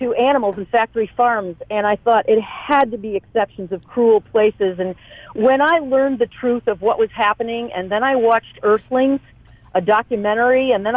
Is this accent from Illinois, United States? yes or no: yes; Chicago, Illinois, United States; I'm from Chicago